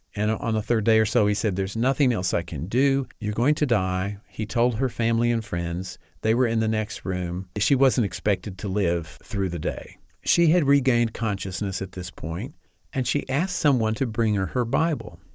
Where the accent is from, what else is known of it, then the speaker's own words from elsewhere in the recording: Amarillo, Texas, United States; I grew up in Amarillo, Texas, and attended a Presbyterian church there.